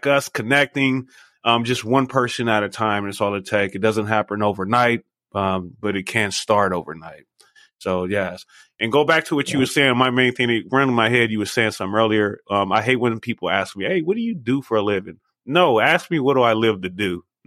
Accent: Los Angeles, California, United States; moved away as an adult; now in Las Vegas, United States; I'm originally from Los Angeles. We've been here for 20 years though

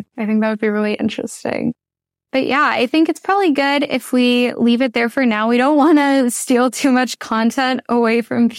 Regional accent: Ottawa, Ontario, Canada; I grew up in Ottawa

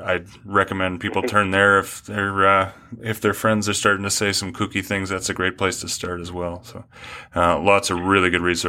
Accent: Canada; now in United States; I am from Canada. How did you know that?

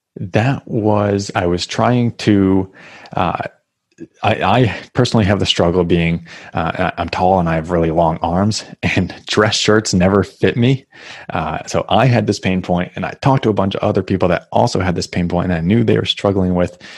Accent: New Hampshire, United States; moved away as an adult; now in Massachusetts, United States; I grew up in New Hampshire. Now I'm in Massachusetts

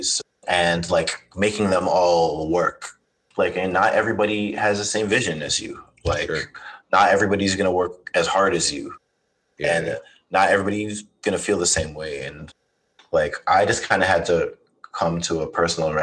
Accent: Toronto, Ontario, Canada; I'm from Toronto. Like, there's a lot of just scenesters here

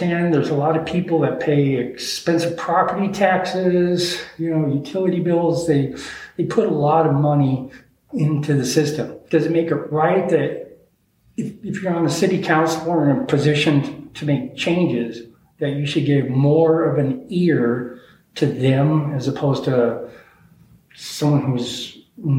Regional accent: Denver, Colorado, United States; moved away as an adult; also born or lived in Miami Beach / Philadelphia / Aspen, Colorado; So I grew up in Denver

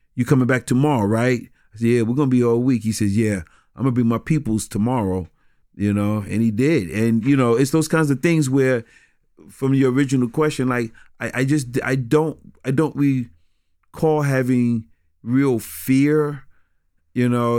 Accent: New York City, New York, United States; growing up in New York City

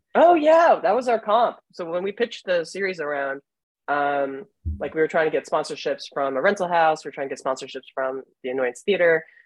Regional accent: New Jersey, United States; now in Chicago, United States; I'm from Jersey.

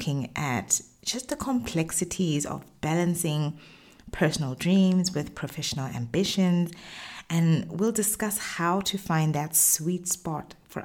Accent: Botswana; moved away as an adult; now in Middle East; I've run businesses in the Middle East, where I've lived for the past 10 years, as well as in my home country, Botswana.

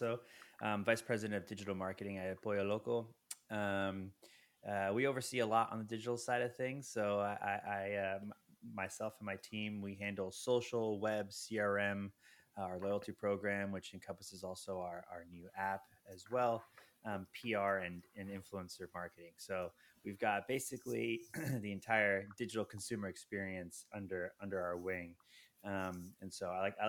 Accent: New Jersey, United States; moved away as an adult; also born or lived in New York; I'm actually originally from the East Coast, born and raised in Jersey, moved to New York

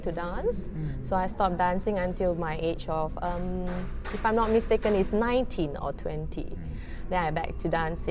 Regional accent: Malaysia; from Malaysia.

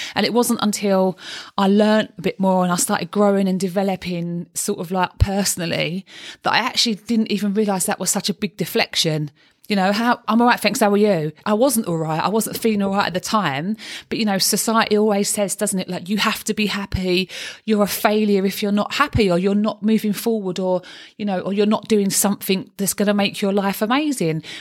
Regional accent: London, United Kingdom; accent: Cockney; I'm a Cockney

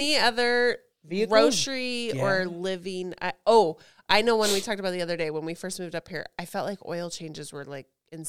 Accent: Northern California, United States; moved away as an adult; now in Alaska, United States; we grew up in Northern California, and California is a huge agricultural state.

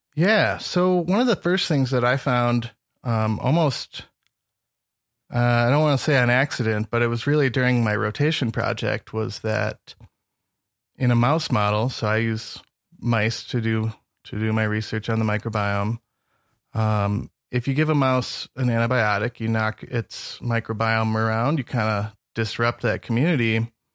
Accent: Northern Michigan, United States; moved away as an adult; now in Montana, United States; I grew up in Northern Michigan

